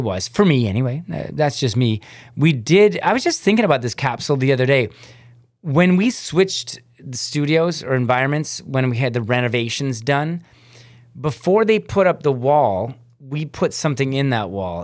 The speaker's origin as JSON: {"language": "English", "town": "Hamilton", "region": "Ontario", "country": "Canada", "tie": "born or raised there", "said": "I was this kid from Hamilton"}